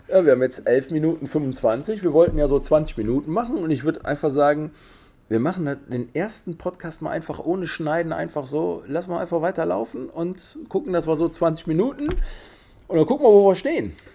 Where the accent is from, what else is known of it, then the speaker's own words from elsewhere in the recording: Cologne, North Rhine-Westphalia, Germany; Wir kommen hier aus Köln